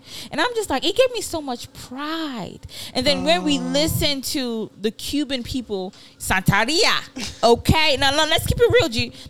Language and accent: English; Ibadan, Oyo, Nigeria; moved away; which I grew up in Ibadan.